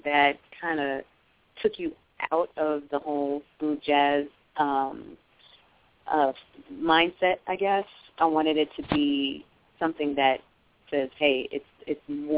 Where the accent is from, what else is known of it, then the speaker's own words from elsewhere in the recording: New York City, New York, United States; moved away as an adult; now in Georgia, United States; I was born and raised in New York